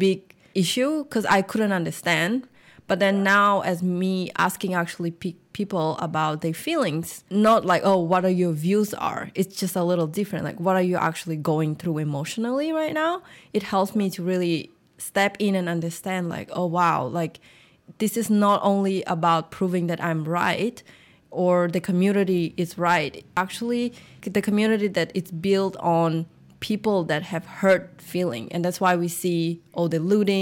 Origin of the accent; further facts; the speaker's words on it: Russia; moved away; I am fully Vietnamese. I grew up in Russia